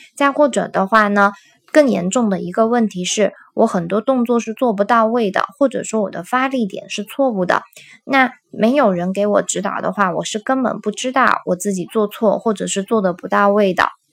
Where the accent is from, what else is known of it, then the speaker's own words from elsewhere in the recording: China; 我们中国人